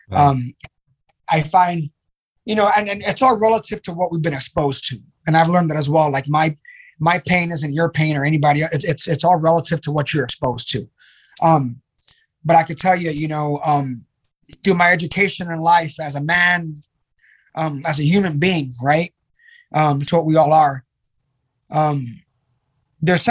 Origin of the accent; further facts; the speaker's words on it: New York City, New York, United States; growing up in the Bronx in the early 80s